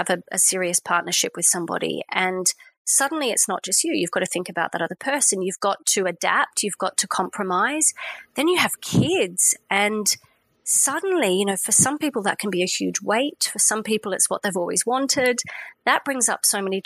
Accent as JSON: {"language": "English", "town": "Sydney", "region": "New South Wales", "country": "Australia", "tie": "born or raised there", "moved": "yes", "lives_now": "France", "said": "I grew up in Sydney"}